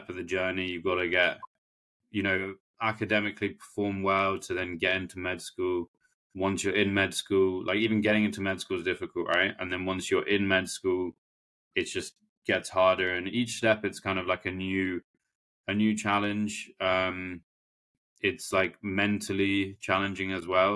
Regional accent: London, United Kingdom; I'm a Londoner, so I'm used to the city life.

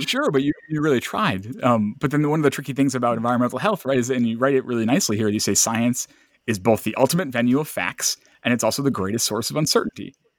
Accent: Lewiston, Maine, United States; I'm from Lewiston, Auburn

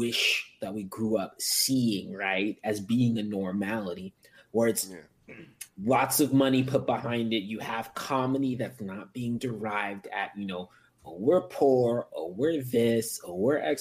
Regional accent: United States; My parents are from Africa. I'm American

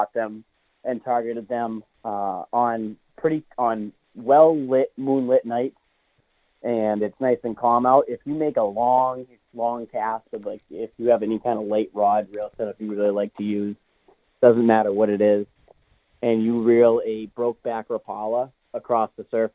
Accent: Sandwich, Massachusetts, United States; also born or lived in Hyannis, Massachusetts; I currently live in Hyannis, but I grew up in Sandwich on the backside of Snake Pond

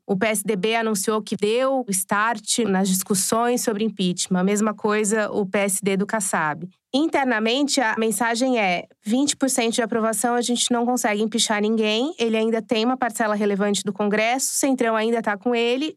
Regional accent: Araçatuba, São Paulo, Brazil; sou de Araçatuba, uma cidade em que o Bolsonaro teve 80%

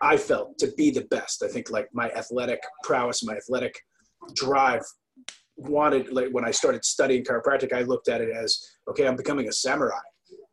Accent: New Jersey, United States; I grew up in New Jersey

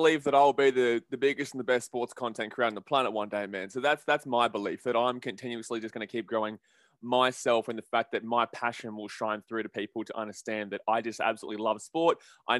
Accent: Gold Coast, Queensland, Australia; I'm from the Gold Coast, which would qualify for me to be kind of a Reds fan.

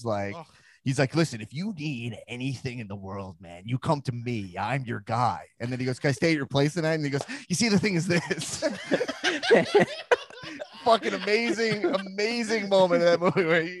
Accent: New York City, New York, United States; because I'm a New York guy also. There is this thing growing up in New York

